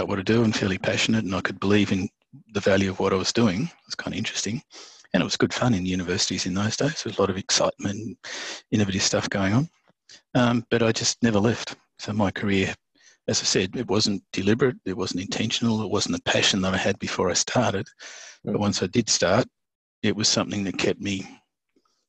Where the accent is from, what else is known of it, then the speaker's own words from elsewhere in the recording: Tasmania, Australia; where I grew up in Tasmania